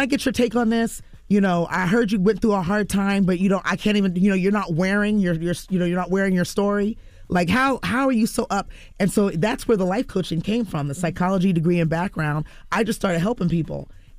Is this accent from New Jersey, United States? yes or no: yes; New Jersey, United States; So growing up in Jersey, mm-hmm. my parents used to bring me up to the city.